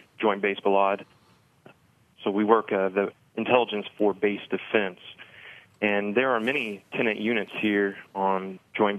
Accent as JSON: {"language": "English", "town": "Evansville", "region": "Indiana", "country": "United States", "tie": "born or raised there", "moved": "as an adult", "lives_now": "Bloomington, United States", "said": "I enlisted with the 163rd Field Artillery Battalion in Evansville, where I was born and raised"}